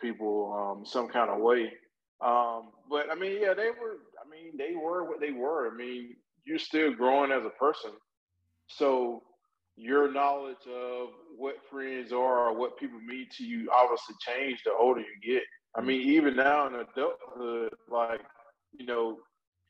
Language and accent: English; Macon, Georgia, United States; moved away; we're from Macon